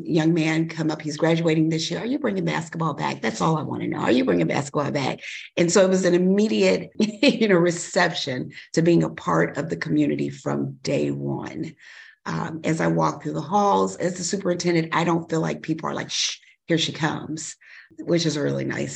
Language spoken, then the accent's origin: English; Chicago, Illinois, United States; moved away as an adult; now in Kankakee County, United States; I grew up in Chicago.